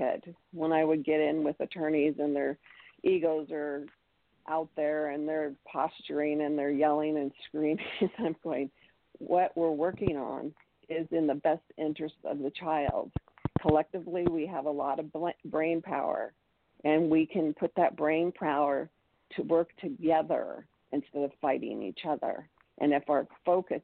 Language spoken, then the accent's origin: English; United States; also born or lived in Utah; me being an American